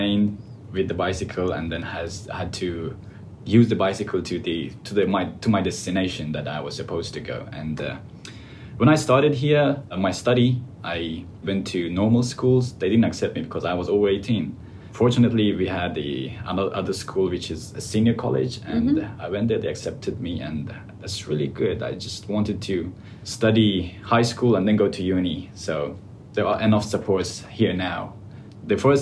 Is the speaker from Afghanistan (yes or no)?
yes; Afghanistan; English is a second language; moved away as an adult; now in Sydney, Australia; I came from Afghanistan and I came almost 2 years ago